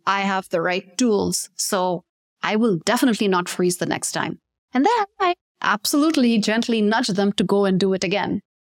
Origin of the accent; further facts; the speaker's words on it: Pakistan; the term native speaker is always very confusing for Pakistanis because we do grow up speaking in English.